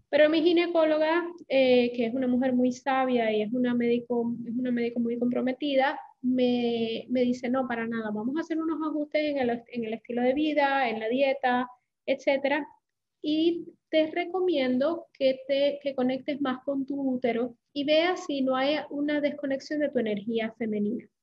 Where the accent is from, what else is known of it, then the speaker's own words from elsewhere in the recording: Puerto Rico; accent: Puerto Rican; now in Panama; soy puertorriqueña, aunque no tengo acento así como muy pesado puertorriqueño, pero soy puertorriqueña, llevo en Panamá, eh, llegué a Panamá hace 13 años